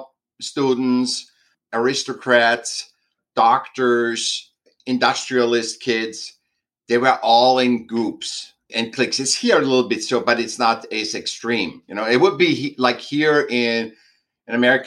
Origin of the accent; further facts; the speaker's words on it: Vienna, Austria; I was born in Vienna, Austria.